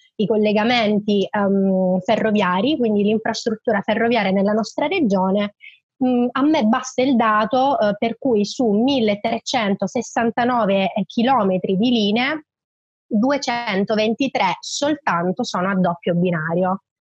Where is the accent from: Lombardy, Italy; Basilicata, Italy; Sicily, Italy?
Sicily, Italy; Lentini; io sono di Lentini, della provincia di Siracusa